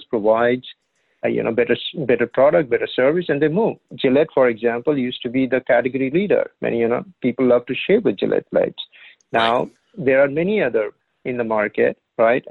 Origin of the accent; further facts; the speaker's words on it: India; moved away as an adult; now in United States; I grew up in India